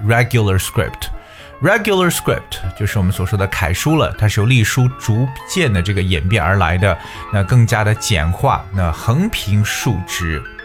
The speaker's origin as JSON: {"language": "Chinese", "country": "China", "said": "所以作于我们中国人呢"}